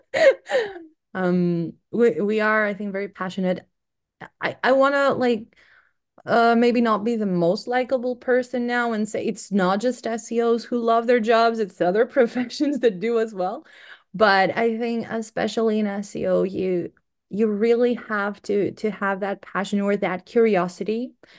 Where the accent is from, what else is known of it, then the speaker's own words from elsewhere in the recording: Greece; moved away as an adult; now in United Kingdom; I'm originally from Greece